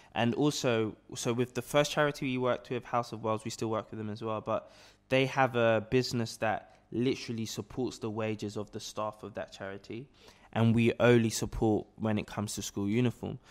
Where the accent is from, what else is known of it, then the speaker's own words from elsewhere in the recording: London, United Kingdom; I was born and raised here in London